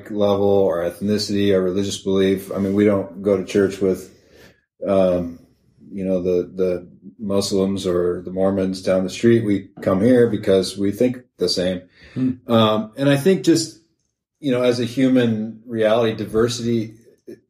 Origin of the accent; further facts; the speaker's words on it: the West Side, Washington, United States; I'm from the West Side